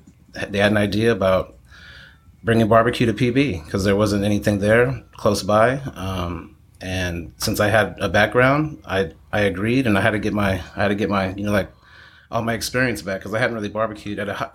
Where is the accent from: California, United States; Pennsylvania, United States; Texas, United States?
Texas, United States; El Paso; now in San Diego, United States; I grew up in El Paso, Texas. Most of my family is from Texas or Louisiana.